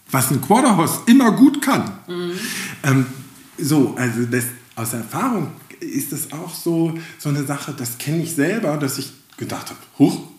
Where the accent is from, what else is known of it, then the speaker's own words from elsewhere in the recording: Mecklenburg-Vorpommern, Germany; wir sind Mecklenburger, wir reden nicht so viel.